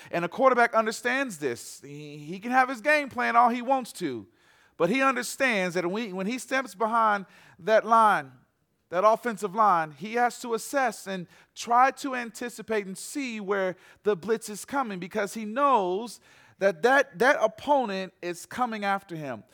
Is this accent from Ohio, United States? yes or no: no; Atlanta, Georgia, United States; I am from Atlanta, Georgia.